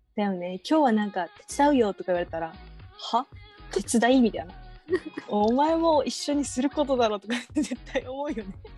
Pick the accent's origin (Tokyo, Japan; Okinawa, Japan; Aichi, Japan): Okinawa, Japan; 地元が沖縄でもう、うん、なんだろうな田舎だから